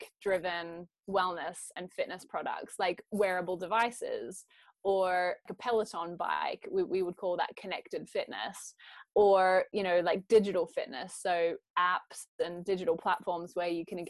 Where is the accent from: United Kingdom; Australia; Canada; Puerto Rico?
Australia; accent: Aussie; moved away; I grew up in Australia